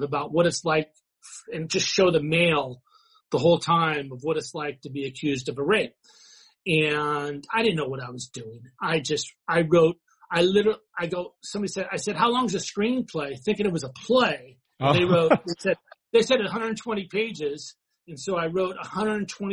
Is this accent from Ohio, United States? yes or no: no; San Diego, California, United States; I was born down in San Diego